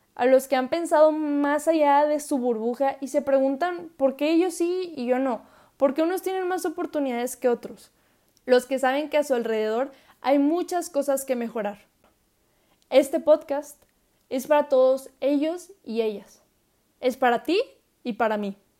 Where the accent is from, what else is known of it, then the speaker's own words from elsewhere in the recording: Saltillo, Coahuila, Mexico; soy orgullosamente mexicana, nacida en mi bello Saltillo, Coahuila.